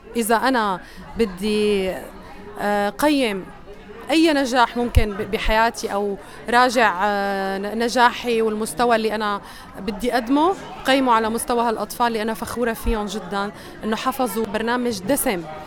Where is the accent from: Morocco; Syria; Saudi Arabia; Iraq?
Syria; now in Australia; من سوريا